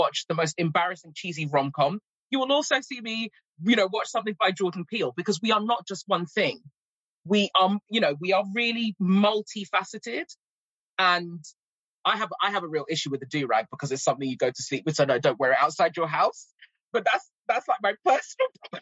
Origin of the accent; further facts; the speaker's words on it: England, United Kingdom; accent: RP; also born or lived in Cameroon; I've got my RP accent, but I'm constantly slipping into my West African accent